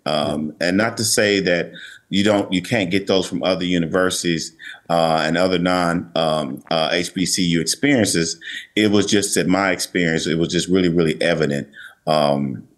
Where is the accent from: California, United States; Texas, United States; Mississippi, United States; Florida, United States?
Mississippi, United States; Jackson; also born or lived in New York; I'm actually from Mississippi, and growing up in Jackson